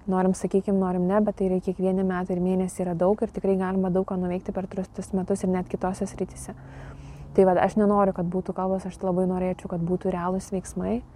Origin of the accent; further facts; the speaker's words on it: Lithuania; čia mes lietuviai